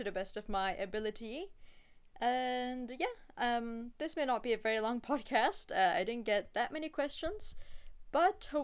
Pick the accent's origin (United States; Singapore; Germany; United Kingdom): Singapore; I'm born and raised in Singapore, so I only go back to Russia once a year